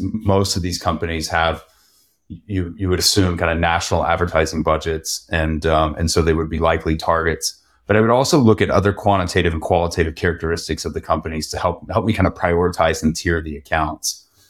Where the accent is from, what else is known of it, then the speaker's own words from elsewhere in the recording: Texas, United States; being a native Texan